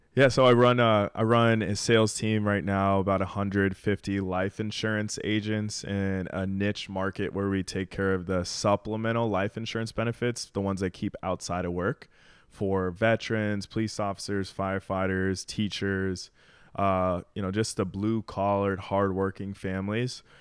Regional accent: Arizona, United States; moved away as an adult; now in Miami, United States; I'm from Arizona

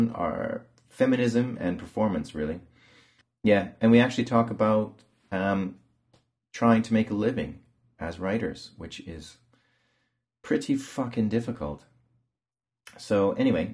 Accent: Canada; now in England; I'm from Canada

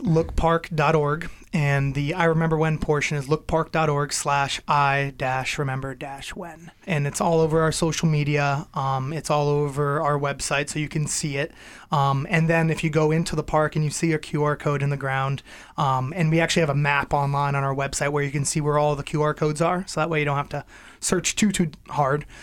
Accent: Ludlow, Massachusetts, United States; now in Belchertown, United States; I grew up in Western Massachusetts. I'm from Ludlow. I live in Belchertown now

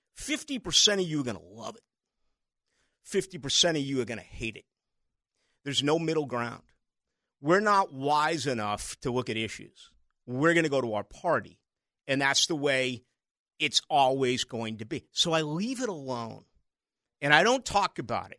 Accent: Boston, Massachusetts, United States; moved away; growing up in Boston

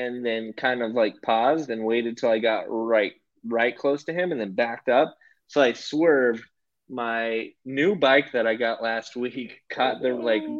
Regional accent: Hooker, Oklahoma, United States; first language English; moved away as an adult; also born or lived in Denver, Colorado; now in Netherlands; I grew up in Hooker, Oklahoma. It's in the Panhandle

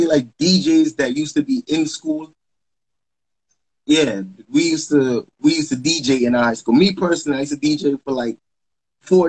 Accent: New York City, New York, United States; I was born in Brooklyn. Born in Brooklyn, New York, Interfaith Medical Hospital

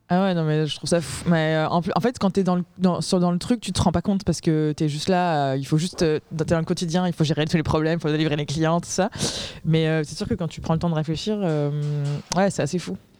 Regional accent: Aix-en-Provence, Provence-Alpes-Côte d'Azur, France; je viens d'Aix-en-Provence et j'ai monté une boîte qui fait des biscuits personnalisés

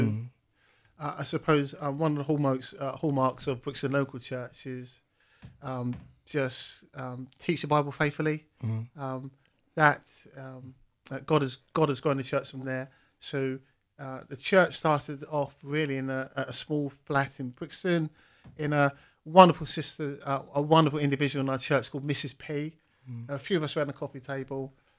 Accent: Cairns, Queensland, Australia; And growing up from a background, growing up in Cairns, seeing a brokenness in our community, having friends with free falling through the criminal justice system

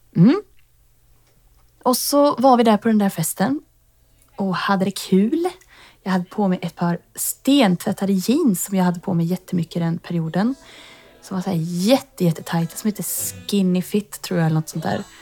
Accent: Tidan, Västra Götaland, Sweden; now in Stockholm, Sweden; jag bor i Stockholm just nu men jag kommer ifrån Tidan som är en liten bonnahöla utanför Skövde

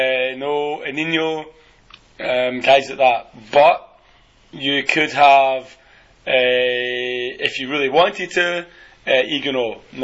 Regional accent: Scotland, United Kingdom; I'm fucking Scottish.

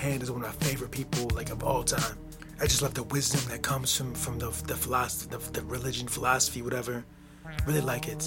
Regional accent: United States; my home country, the United States of America. It's where I live

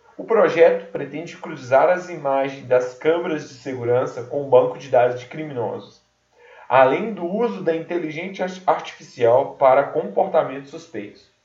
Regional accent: Brazil; eu nasci no Brasil

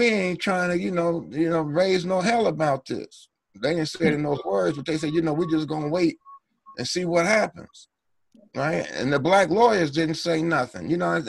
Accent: Cincinnati, Ohio, United States; I grew up in Cincinnati, Ohio

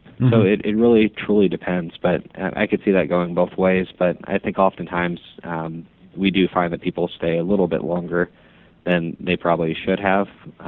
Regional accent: Omaha, Nebraska, United States; moved away as an adult; now in Kansas City, United States; I'm originally from Omaha. So born and raised in Omaha, went to Ralston High School

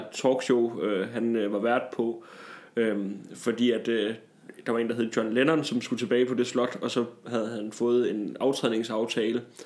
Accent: Tarm, Central Denmark Region, Denmark; moved away; hjemme fra, fra Tarm, hvor jeg kommer fra

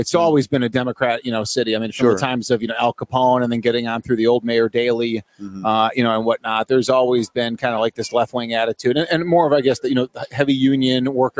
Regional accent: Chicago, Illinois, United States; moved away as an adult; now in Phoenix area, United States; my hometown is 30 years of Chicago, but I left that place.

